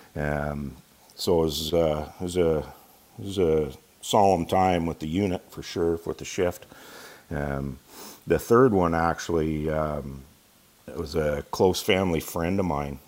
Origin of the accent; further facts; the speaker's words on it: Ontario, Canada; moved away as an adult; also born or lived in London, Ontario; We moved home uh, to my hometown and um, been here